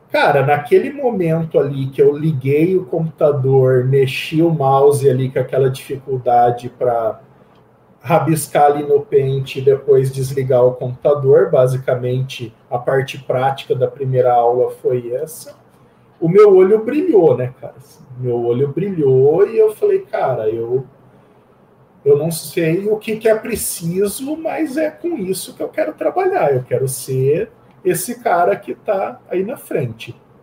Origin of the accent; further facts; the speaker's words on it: Campinas, São Paulo, Brazil; sou de Campinas, é, nascido e criado aqui em Campinas